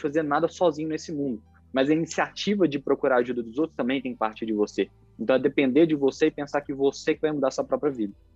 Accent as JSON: {"language": "Portuguese", "country": "Brazil", "said": "nós, como brasileiros"}